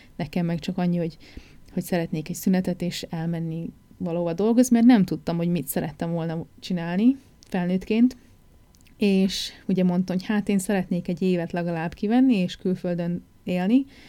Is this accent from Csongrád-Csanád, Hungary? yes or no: no; Újfehértó, Szabolcs-Szatmár-Bereg, Hungary; moved away as an adult; also born or lived in Nyíregyháza / England; now in New Zealand; nem Újfehértón születtem, Nyíregyházán születtem, de Újfehértón éltem, ami tizenhét kilométerre